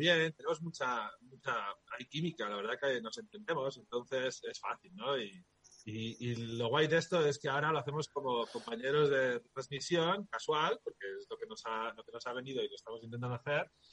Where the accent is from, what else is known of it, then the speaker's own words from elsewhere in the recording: Logroño, La Rioja, Spain; moved away; tengo a Campus Promete en el corazón porque es de, donde yo nací, ¿no? Yo, los riojanos somos muy riojanos